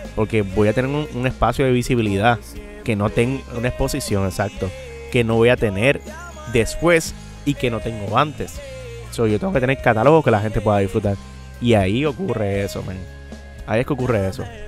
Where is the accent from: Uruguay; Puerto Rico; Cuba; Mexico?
Puerto Rico; San Juan; yo soy de Residencia Los Lloren Torres. es un, para el que no sepa, eso es como un proyecto público de vivienda